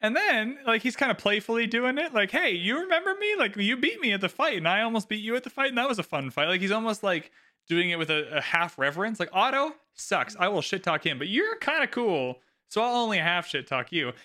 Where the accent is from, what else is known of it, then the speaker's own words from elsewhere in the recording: Canada; We're both Canadian